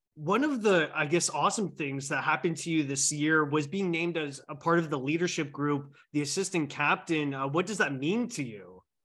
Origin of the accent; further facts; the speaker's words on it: Canada; I'm Canadian here